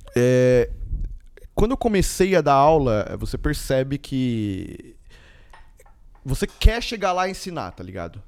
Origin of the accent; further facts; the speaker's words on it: Mogi das Cruzes, São Paulo, Brazil; mesmo sendo brasileiro, porque eu estudei desde o maternal até a terceira série, eu estudei numa escola japonesa aqui em Mogi